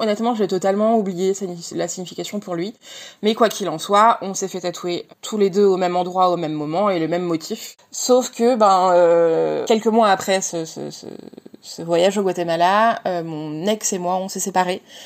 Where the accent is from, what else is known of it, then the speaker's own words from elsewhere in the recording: Montpellier, Occitania, France; now in Paris region, France; j'ai 34 ans et je viens de Montpellier. J'habite en région parisienne